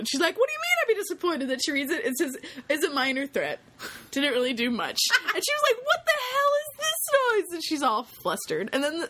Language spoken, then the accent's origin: English; Texas, United States; because I am Texan